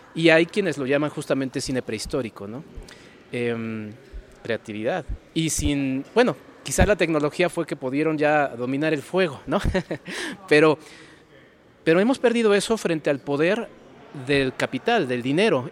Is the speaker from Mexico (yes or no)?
yes; Mexico City, Mexico; Ciudad de México, de donde vengo